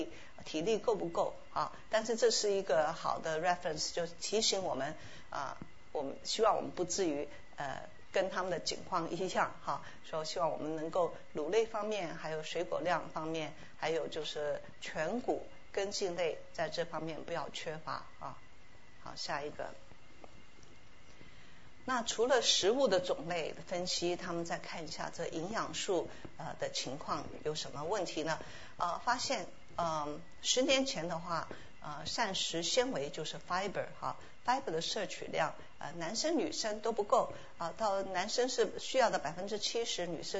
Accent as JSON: {"language": "Chinese", "country": "Taiwan", "said": "我们从台湾来的话，都知道台湾的水果是非常好吃，而且产量非常多，非常丰富。"}